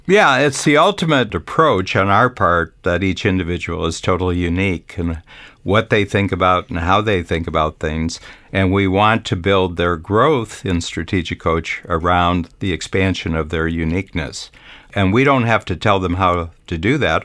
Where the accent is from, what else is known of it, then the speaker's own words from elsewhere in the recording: Northern Ohio, United States; on a farm that I grew up in in Northern Ohio